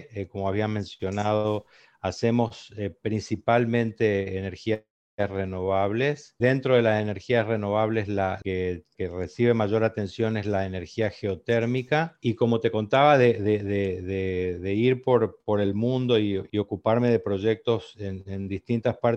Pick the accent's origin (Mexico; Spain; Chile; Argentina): Argentina; Corrientes; Yo, soy de Corrientes